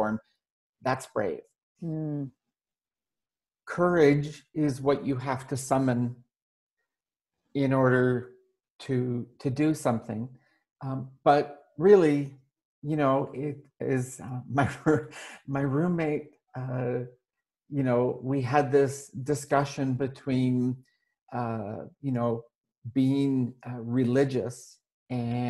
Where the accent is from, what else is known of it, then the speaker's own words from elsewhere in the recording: Canada; moved away as an adult; all that remains of my residence in my home country of Canada. I'm traveling and living under a Canadian passport